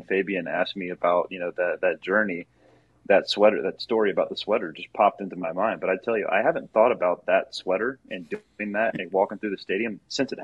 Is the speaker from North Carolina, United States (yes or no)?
yes; small town outside of Raleigh, North Carolina, United States; moved away as an adult; also born or lived in Maryland; now in Los Angeles, United States; I'm from the East Coast, you know, small town outside of Raleigh, North Carolina